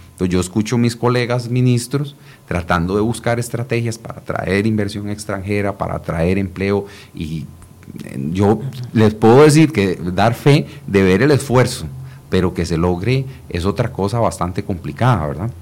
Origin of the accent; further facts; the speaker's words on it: Costa Rica; nosotros tres somos costarricenses